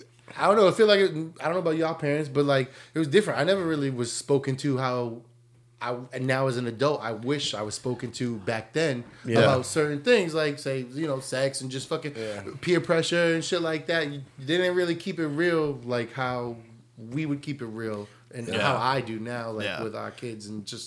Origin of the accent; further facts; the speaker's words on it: Brockton, Massachusetts, United States; born there; I was born in Brockton.